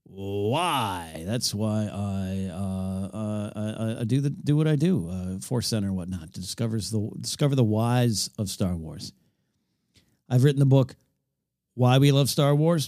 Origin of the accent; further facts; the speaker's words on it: Arroyo Grande, California, United States; also born or lived in Pismo Beach, California; in my hometown, a Royal Grande High School where I went to high school